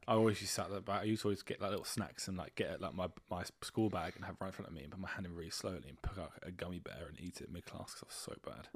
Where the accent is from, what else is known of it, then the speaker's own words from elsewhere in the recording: United Kingdom; We're not fully British